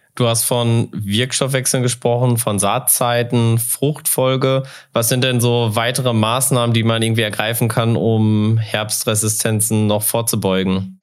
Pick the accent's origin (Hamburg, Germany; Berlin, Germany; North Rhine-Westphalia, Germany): North Rhine-Westphalia, Germany; now in North Hesse, Germany